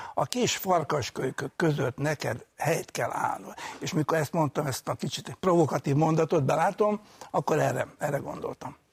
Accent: Budapest, Hungary; úgyhogy egy pesti gyerek voltam

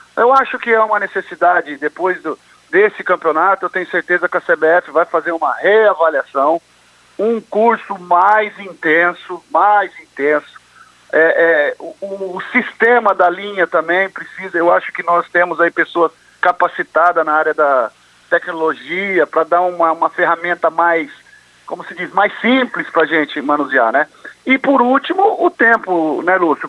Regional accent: Londrina, Paraná, Brazil; moved away; lá da Vila Recreio, onde eu comecei ali, onde eu nasci e fui criado

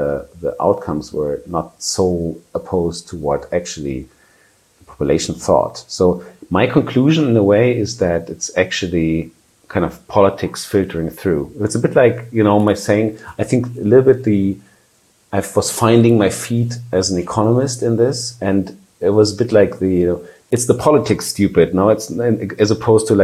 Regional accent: countryside in southern Germany, Germany; moved away as an adult; now in Barcelona, Spain; I am German. I didn't grow up in a very fragile context. It's quite the opposite, I would say, in a countryside in Germany, southern Germany

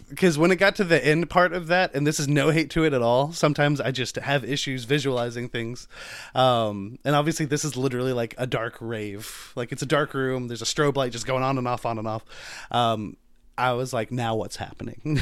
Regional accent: United States; I'm American

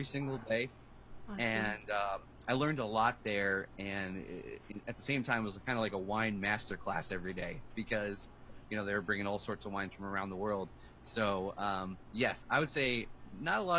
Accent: New Jersey, United States; always a Jersey boy, been around the world a couple times, but always lived in New Jersey

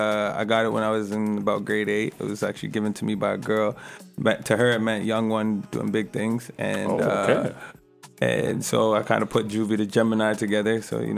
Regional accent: Toronto, Ontario, Canada; now in Ottawa, Canada; No, originally I'm from Toronto, Scarborough, but I actually moved out to Ottawa, and there's where I kind of developed more of my music-wise.

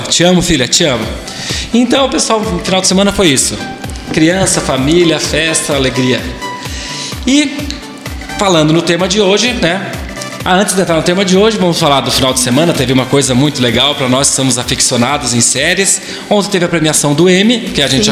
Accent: Brazil; nossa cidade, para nós que somos amigos, crescemos juntos

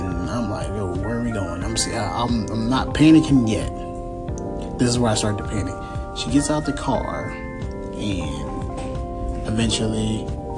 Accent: Philadelphia, Pennsylvania, United States; I'm from Philadelphia

